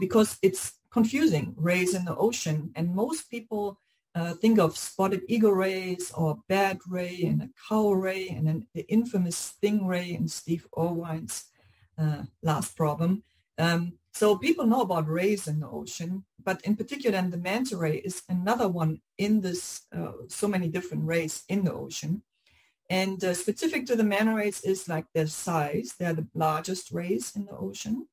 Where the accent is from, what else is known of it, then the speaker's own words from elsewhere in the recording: Germany; moved away as an adult; now in Hawaii, United States; I grew up in Germany